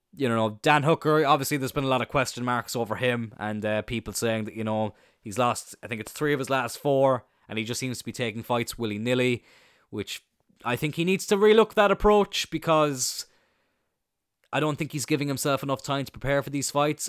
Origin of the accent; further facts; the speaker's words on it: Ireland; I'm Irish